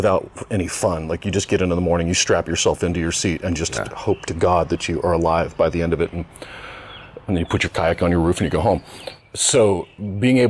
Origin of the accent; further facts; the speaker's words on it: southwestern Nebraska, United States; moved away as an adult; South central western, right on the border of Kansas, Nebraska.